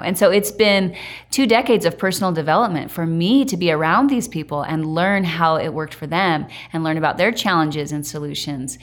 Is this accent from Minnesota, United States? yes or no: no; Idaho, United States; now in Utah, United States; I grew up in Idaho around farms